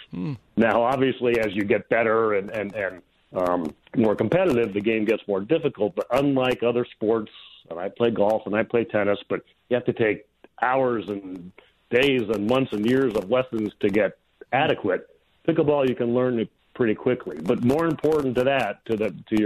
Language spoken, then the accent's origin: English; Connecticut, United States; moved away as an adult; also born or lived in Southern California; I grew up in Connecticut